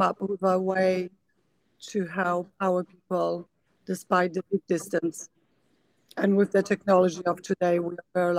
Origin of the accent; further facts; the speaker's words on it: Poland; moved away as an adult; also born or lived in England; now in United States; I was born in Poland. That's probably the biggest point. And I lived there for over 20 years of my first 20 years of my life before I moved to England to study, where I lived for 20 years, and now I'm based in US.